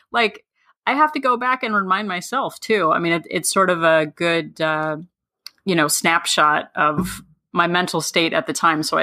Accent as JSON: {"language": "English", "region": "New Jersey", "country": "United States", "said": "We're, we're from New Jersey."}